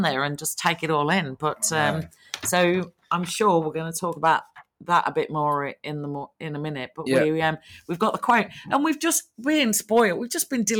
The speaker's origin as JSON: {"language": "English", "town": "Nottingham", "region": "East Midlands", "country": "United Kingdom", "tie": "born or raised there", "moved": "yes", "said": "we were sat in my hometown"}